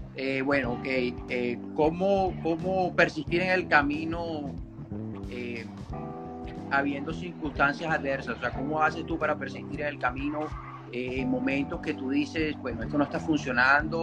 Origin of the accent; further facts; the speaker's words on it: Barranquilla, Atlántico, Colombia; yo soy de Colombia, de Barranquilla